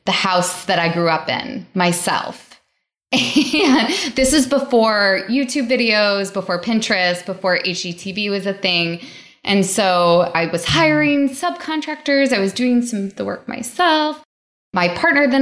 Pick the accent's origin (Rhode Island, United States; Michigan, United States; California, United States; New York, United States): Michigan, United States; outside of Detroit; I grew up outside of Detroit in a suburb that was low to middle income.